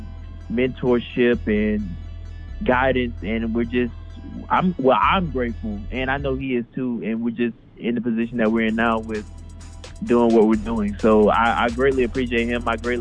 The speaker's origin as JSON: {"language": "English", "town": "Jonesboro", "region": "Georgia", "country": "United States", "said": "I'm from Jonesboro, Georgia."}